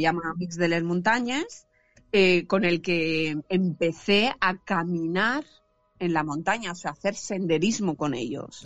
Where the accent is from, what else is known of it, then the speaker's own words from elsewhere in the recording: San Vicente del Raspeig, Valencian Community, Spain; moved away as an adult; now in Carcaixent, Spain; soy de San Vicente del Raspech, soy alicantina, pero vivo actualmente, pues vivo hace unos siete años aproximadamente